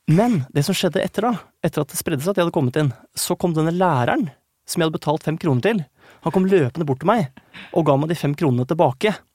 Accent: Krokstadelva, Buskerud, Norway; Jeg kommer fra det lille stedet Krokstadelva, som ikke ligger så langt fra Drammen

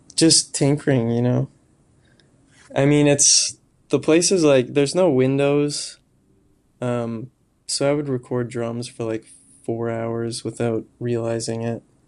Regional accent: near Moose Jaw, Saskatchewan, Canada; moved away; also born or lived in Regina, Saskatchewan; I'm from a town kinda close to Moose Jaw, but I've lived in Regina for, like, ten years

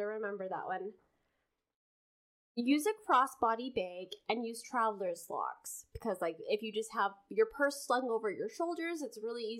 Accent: Canada

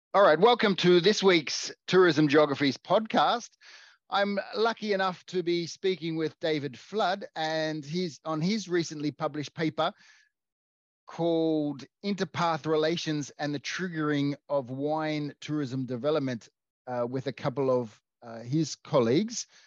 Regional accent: Australia; I'm Australian

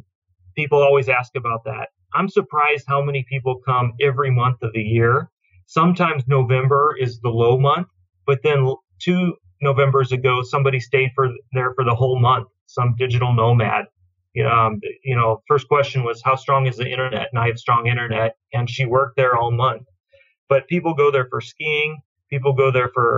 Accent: United States; moved away as an adult; I'm American

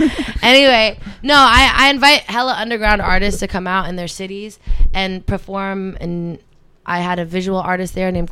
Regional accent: Berlin, Germany; People, I come from Berlin, right? I used to fucking ride the subway everywhere.

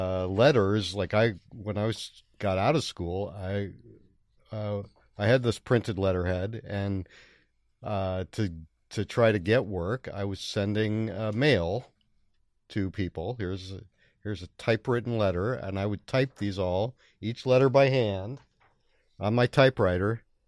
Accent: Brightwood, Oregon, United States; also born or lived in Bronx, New York; My parents moved out. I was born in the Bronx, and they moved when I was about 7 to Brightwood.

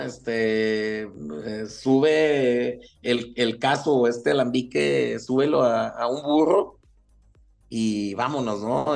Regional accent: Chihuahua, Mexico; nací, crecí aquí en Chihuahua

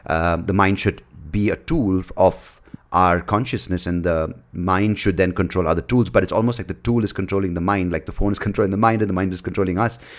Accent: India; as an Indian

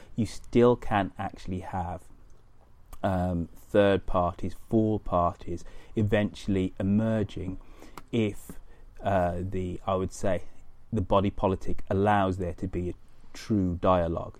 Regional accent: United Kingdom; as a Brit

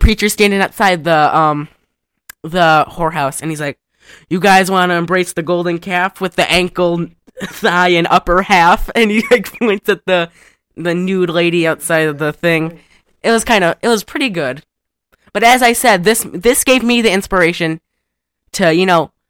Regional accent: Michigan, United States; we're from Michigan

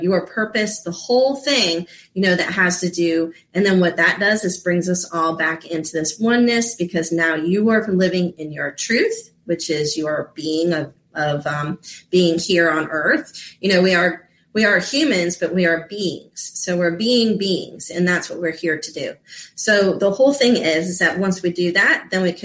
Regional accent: Florida, United States; I grew up in Florida

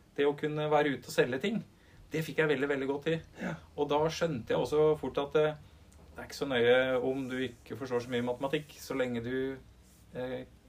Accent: Upper Telemark, Norway; jeg er en dyslektiker fra Øvre Telemark

